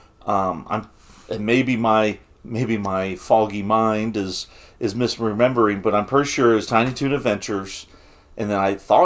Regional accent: Bluffton, United States; I was born in a town called Bluffton. I was born in Bluffton.

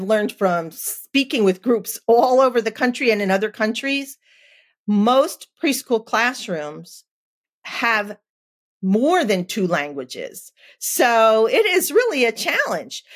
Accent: New Jersey, United States; I'm from New Jersey

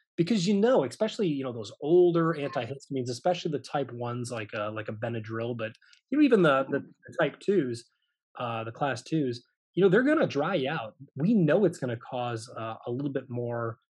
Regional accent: Michigan, United States; now in Baton Rouge, United States; I am not originally from Louisiana. I'm actually from Michigan, the Midwest

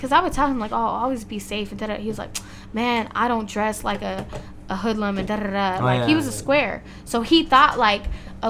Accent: Compton, California, United States; Yeah, so I was born and raised in Compton and went to all Compton schools, all that.

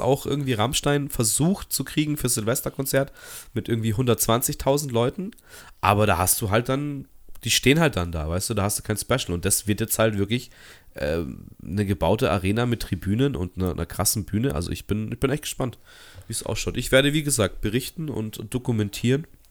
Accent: Munich, Bavaria, Germany; als Münchner

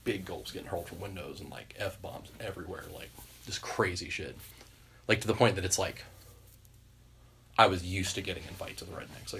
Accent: Kentucky, United States; I grew up in Kentucky

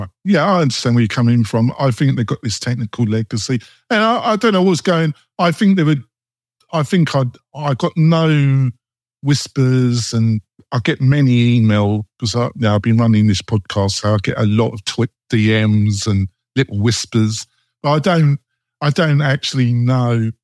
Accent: England, United Kingdom; moved away; I come from England

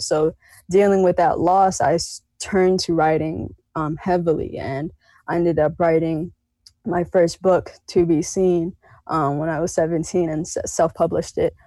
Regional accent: Ogden Dunes, Indiana, United States; also born or lived in Chicago, Illinois; I was born in Chicago and moved to Ogden Dunes when I was four

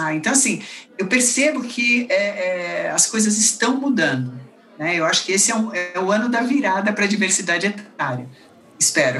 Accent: Brazil; Na verdade, eu sou brasileira, mas meus pais, minha família toda é belga

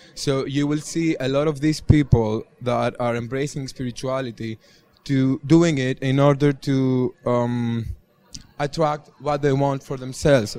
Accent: Greece; moved away; I come from Greece. Uh, we are pretty super religious there

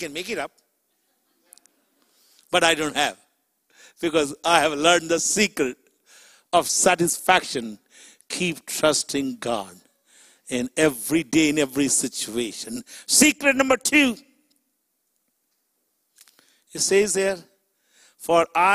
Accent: Chicago, Illinois, United States; I'm from Chicago

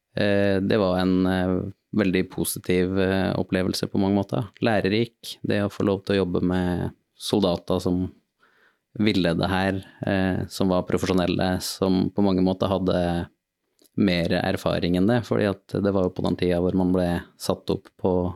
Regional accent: Trondheim, Trøndelag, Norway; jeg er født og oppvokst i Trondheim

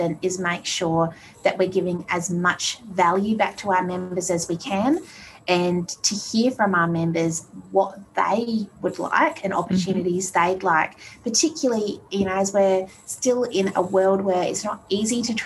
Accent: Australia; also born or lived in Colorado; as an Aussie being used to being by the beach

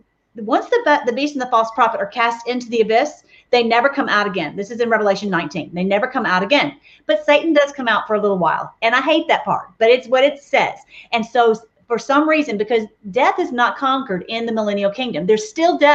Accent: Nashville, Tennessee, United States; moved away; I'm from Nashville originally. And so, you know, we say Omer in Tennessee

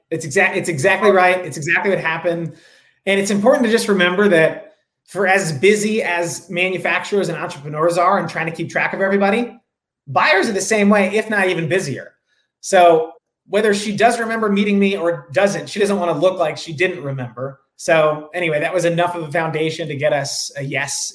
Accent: Rye, New York, United States; now in San Francisco, United States; I grew up outside of New York City in a small town called Rye

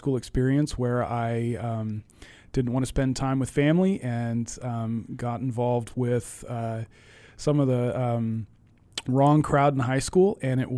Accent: Castle Rock, Colorado, United States; moved away as an adult; also born or lived in Arkansas / Tennessee / Angola; now in Boston, United States; I grew up in Castle Rock, Colorado, which in 1981, when I was born, was a little town of about 3,000 people

